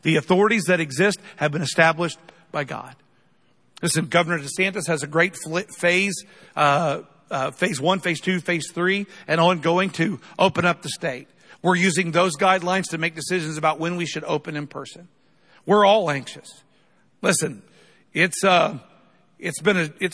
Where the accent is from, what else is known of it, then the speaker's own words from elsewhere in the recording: United States; We're Americans